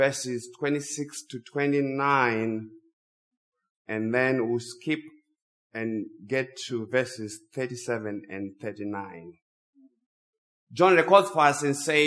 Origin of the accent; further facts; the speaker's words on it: Zimbabwe; English is a second language; moved away; English is my second language. I grew up in Zimbabwe.